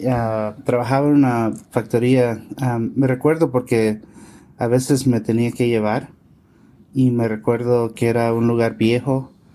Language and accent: Spanish; California, United States; yo nací en los Estados Unidos, en California.